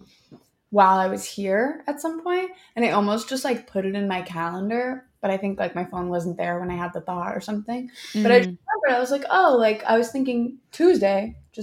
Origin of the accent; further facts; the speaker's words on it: Bay Area, California, United States; I'm from the Bay Area